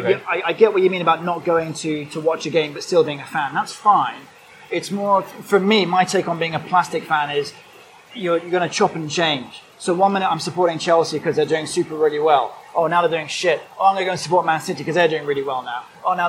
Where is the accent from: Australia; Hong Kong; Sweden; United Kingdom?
Hong Kong; also born or lived in Singapore; So, remember, I grew up in Hong Kong and Singapore later.